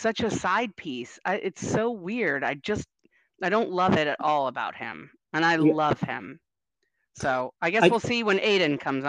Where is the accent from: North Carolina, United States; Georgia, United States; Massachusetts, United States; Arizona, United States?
North Carolina, United States; born there; I mean, originally, I was born in North Carolina. I only lived there for like 6 months while my dad was going to grad school